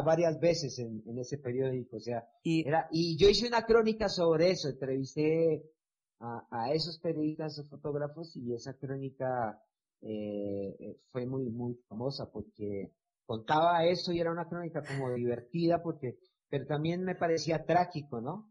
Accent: Buenaventura, Valle del Cauca, Colombia; moved away as an adult; also born or lived in Cali; de donde yo vengo, que es Buenaventura

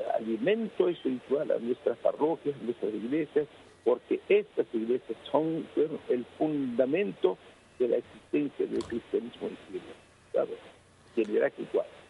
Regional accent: Aleppo, Aleppo Governorate, Syria; especialmente en la ciudad de Alepo, mi ciudad natal

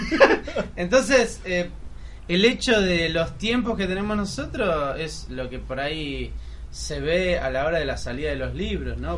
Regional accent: Solano, Buenos Aires Province, Argentina; Yo soy cabeza de Solano.

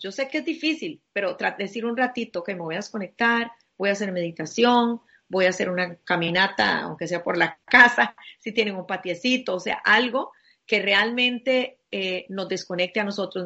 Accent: Costa Rica; como compatriota mío, como costarricense

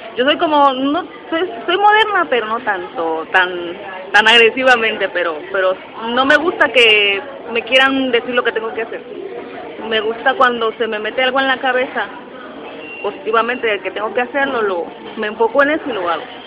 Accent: Mexico City, Mexico; now in Puerto Rico; yo nací en la Ciudad de México, eh, yo viví, bueno, mi casa está cerca del aeropuerto internacional

